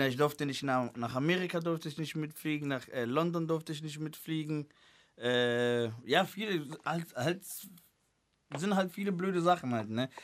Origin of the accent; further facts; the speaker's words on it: Cologne, North Rhine-Westphalia, Germany; also born or lived in Angola; bei uns in Köln, bei uns in Köln, wo ich angefangen habe, Rap zu machen